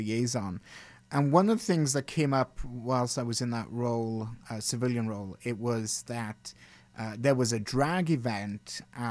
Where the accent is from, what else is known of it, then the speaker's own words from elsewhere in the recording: United Kingdom; now in Canada; growing up in Britain